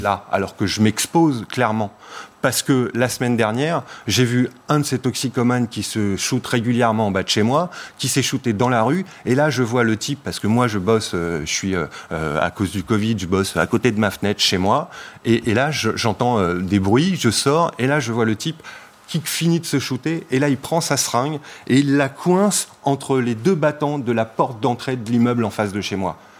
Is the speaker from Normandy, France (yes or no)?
no; Paris, Île-de-France, France; je suis un Parisien euh, pure pur souche, quoi, mm. donc euh, j'aime ma ville